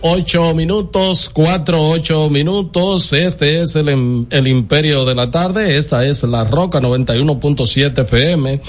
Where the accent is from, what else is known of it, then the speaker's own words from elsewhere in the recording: Dominican Republic; yo soy dominicano